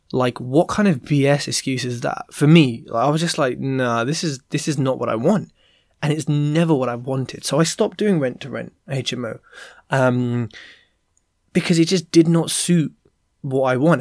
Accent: London, United Kingdom; I'm from London, West London at Heathrow Airport.

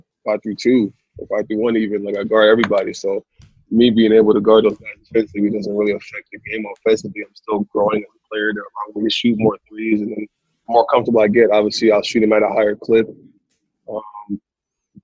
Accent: Connecticut, United States; also born or lived in New York; I was born in New York, but lived in Connecticut. I lived in Connecticut my whole life.

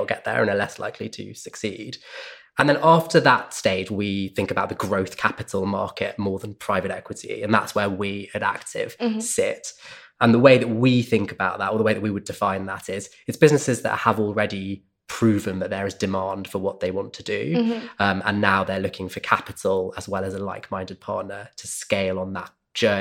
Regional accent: United Kingdom; also born or lived in Sydney, Australia; I grew up just outside London

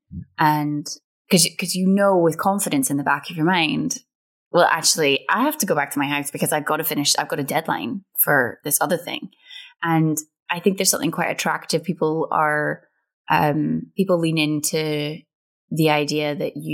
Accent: Scotland, United Kingdom; we grew up on Irvin Welsh, and like getting to kind of be in one of his shows, it felt like I'd ticked a massive kind of Scottish box

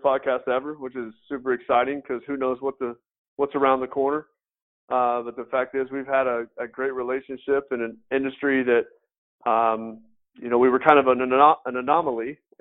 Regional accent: West Tennessee, United States; moved away as an adult; also born or lived in Florida / Franklin, Tennessee; I was born and raised in West Tennessee

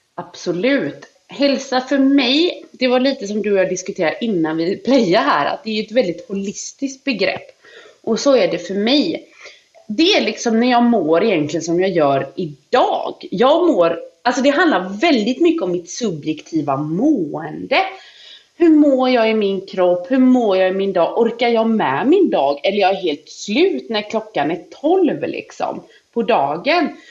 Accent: Gullholmen, Västra Götaland, Sweden; jag kommer ju från Gullholmen liksom. Där var det, vad ska man säga, det riktigt biter tag i en på vårkanten. Japp. Tänk dig, du vet när jag växte upp, vi hade inte rinnande vatten

